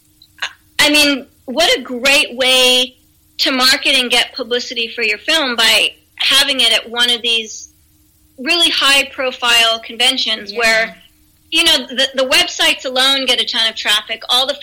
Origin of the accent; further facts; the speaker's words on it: East Coast, United States; I'm originally from the East Coast, but I haven't seen snow on the beach since I was little.